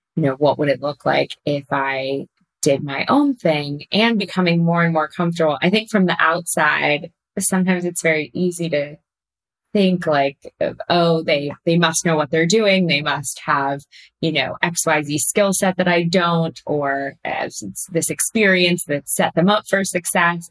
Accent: Pasadena, California, United States; moved away as an adult; now in New York, United States; I grew up in Pasadena in Southern California, and then I came out to New York for undergrad

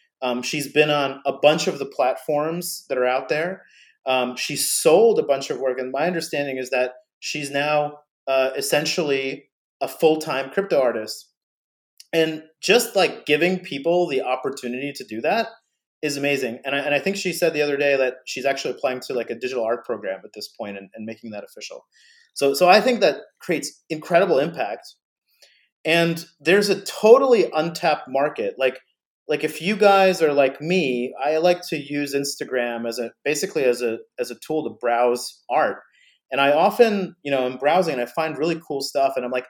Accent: New Jersey, United States; but she comes from New Jersey. I grew up in New Jersey as well.

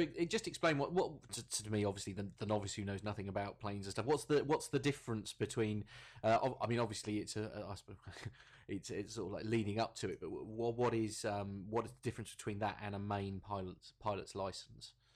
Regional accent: Norwich, East of England, United Kingdom; I was I was born born in Norwich

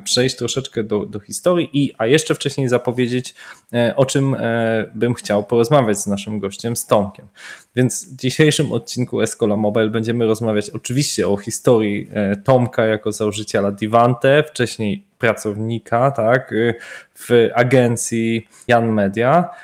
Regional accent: Wrocław, Lower Silesian Voivodeship, Poland; Oba jesteśmy z Wrocławia

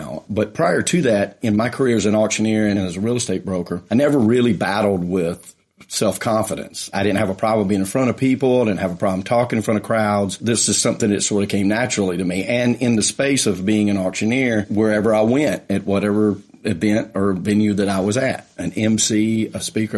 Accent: Atlanta, Georgia, United States; I had an office in my hometown of Atlanta in the suburbs

